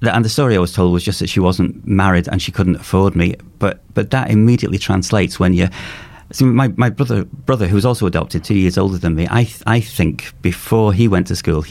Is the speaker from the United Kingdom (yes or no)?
yes; Cheshire, North West England, United Kingdom; I'm from Cheshire, and our nearest cities were like Chester and Liverpool and Manchester